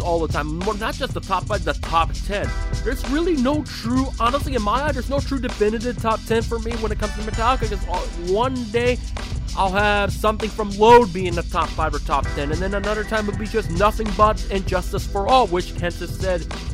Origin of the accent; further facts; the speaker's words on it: Bay Area, California, United States; I was born in the Bay Area